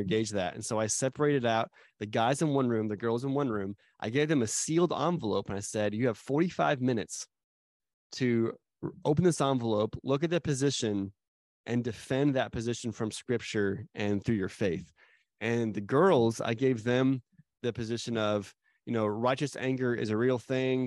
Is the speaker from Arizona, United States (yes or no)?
yes; Arizona, United States; moved away; also born or lived in Dallas; I grew up in Arizona